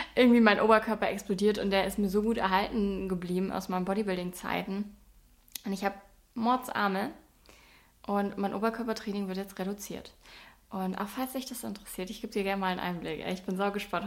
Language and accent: German; Bavaria, Germany; accent: Swabian; Ich komme aus Bayern, auch sehr unspektakulär. Ich weiß gar nicht, ob man mir das anhört, weil man zu mir immer sagt, dass ich relativ Hochdeutsch rede ich finde, ich schwebel schon ein bisschen